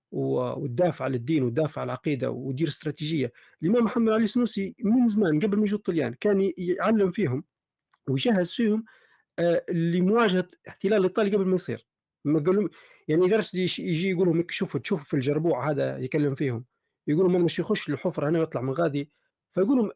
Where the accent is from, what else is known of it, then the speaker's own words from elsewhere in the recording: Libya; احنا كليبيين في ذاتنا وعلم لغتنا العربيه سليمه